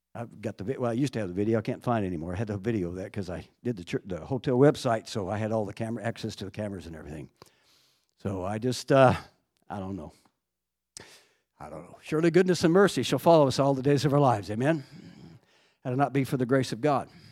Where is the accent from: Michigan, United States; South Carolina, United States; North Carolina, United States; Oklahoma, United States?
Oklahoma, United States; Fairview; I grew up in Fairview, Oklahoma, about a hundred miles from Amarillo